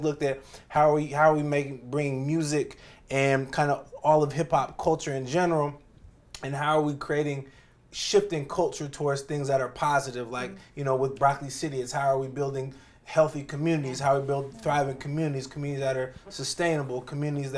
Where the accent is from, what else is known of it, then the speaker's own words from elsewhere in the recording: Oakland, California, United States; moved away as an adult; now in Washington, D.C., United States; I'm from Oakland, California originally